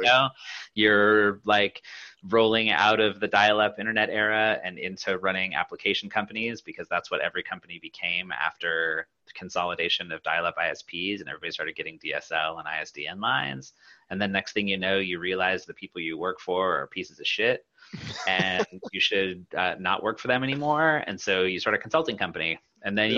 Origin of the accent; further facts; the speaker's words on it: Pacific Northwest, United States; I grew up in the Pacific Northwest